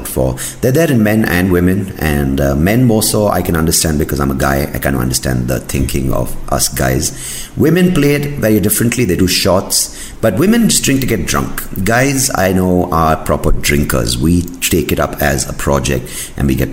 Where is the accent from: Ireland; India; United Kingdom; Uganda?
India; South India; I'm South Indian